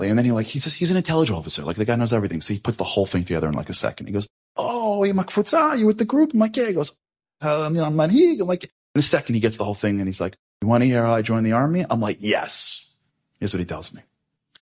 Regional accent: United States; I'm American

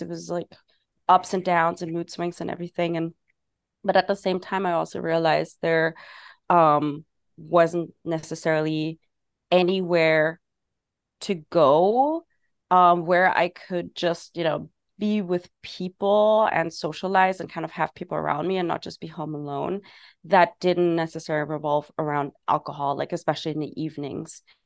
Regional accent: Germany; moved away as an adult; also born or lived in England; now in New York City, United States; I'm originally from Germany.

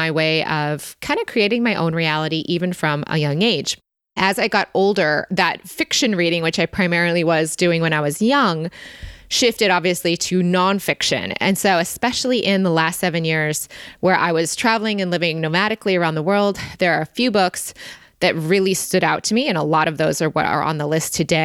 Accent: Michigan, United States; we grew up in Michigan

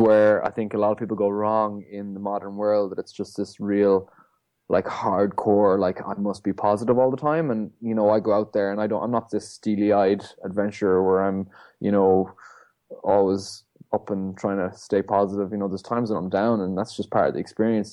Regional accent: Ireland; coming back to my hometown, where I'm from, you know, the North Atlantic. Um, I grew up on these shores

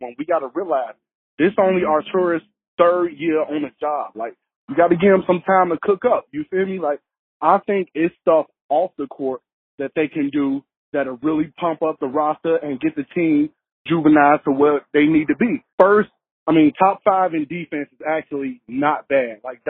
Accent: Chicago, Illinois, United States; lifelong Bulls fan from the city. I grew up on the South Side.

